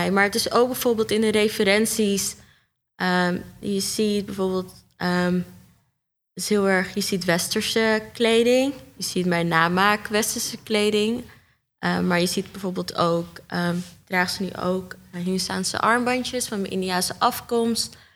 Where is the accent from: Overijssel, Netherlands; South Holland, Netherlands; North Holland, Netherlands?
North Holland, Netherlands; Amsterdam; also born or lived in Almere; ja, ik kom uit Amsterdam Noord, Almere en Bosselommer.